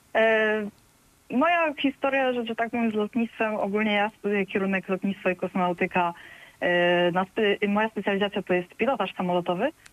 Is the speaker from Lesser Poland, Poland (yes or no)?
no; Silesian Voivodeship, Poland; moved away; ja pochodzę ze Śląska